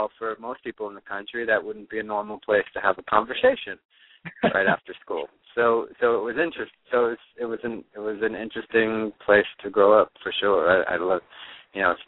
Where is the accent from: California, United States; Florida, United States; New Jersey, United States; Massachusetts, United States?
New Jersey, United States; Neptune; also born or lived in Honolulu, Hawaii; I grew up in New Jersey, and I moved around a lot within New Jersey, but from about, like, 6 or 7 years old on, I was on the Jersey Shore, mostly in the town of Ocean Grove and Neptune